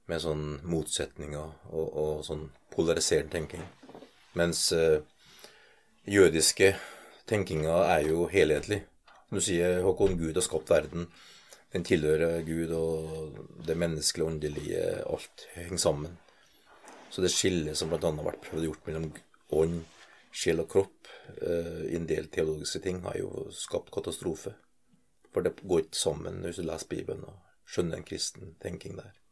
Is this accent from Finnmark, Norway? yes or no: no; Trøndelag, Norway; also born or lived in Northern Norway; Jeg er trønder. Levd 21 eh, år i Nord-Norge. Prega av det godt